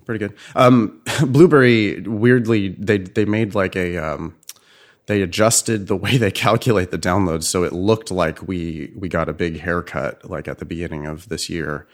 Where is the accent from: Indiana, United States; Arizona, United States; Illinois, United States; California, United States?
California, United States; also born or lived in Boston; as a Californian